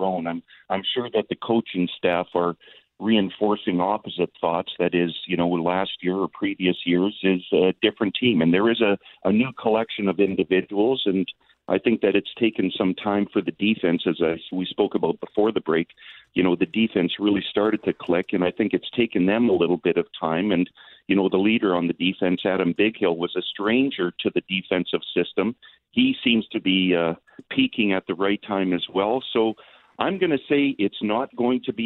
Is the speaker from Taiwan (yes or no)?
no; Edmonton, Alberta, Canada; Edmonton being my hometown